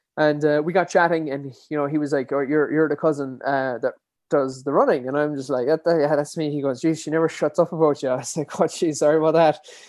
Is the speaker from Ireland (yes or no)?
yes; Dingle, Munster, Ireland; I'm from, born and bred in Dingle, uh, County Kerry